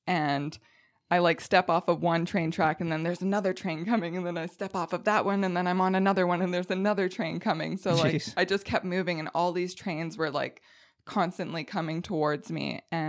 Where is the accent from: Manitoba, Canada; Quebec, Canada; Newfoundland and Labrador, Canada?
Quebec, Canada; Okay, so I was born in Cowansville, Quebec, and so I grew up in the eastern townships of Quebec, right kissing the border.